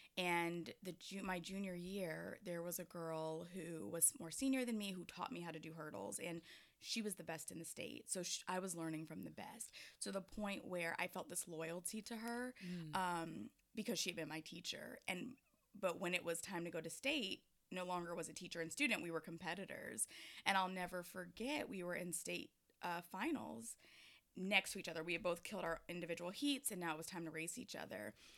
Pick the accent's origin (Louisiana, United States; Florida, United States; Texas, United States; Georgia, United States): Georgia, United States; Atlanta; yeah, I am from Atlanta.